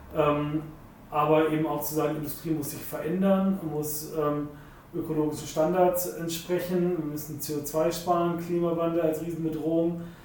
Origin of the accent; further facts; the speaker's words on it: Wolfsburg, Lower Saxony, Germany; ich bin in Wolfsburg auch groß geworden